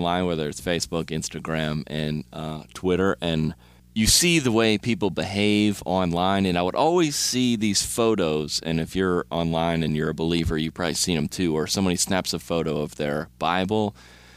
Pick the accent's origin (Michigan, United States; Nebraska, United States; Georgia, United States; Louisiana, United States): Georgia, United States; Lilburn; growing up in Georgia